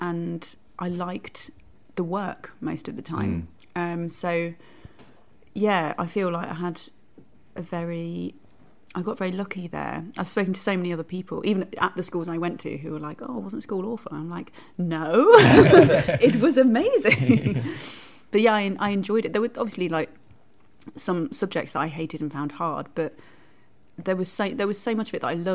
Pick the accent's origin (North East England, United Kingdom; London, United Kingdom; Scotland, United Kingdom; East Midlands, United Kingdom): East Midlands, United Kingdom; Syston; I grew up in Leicester, in just outside the town, a little place called Syston, home of the pucker pie.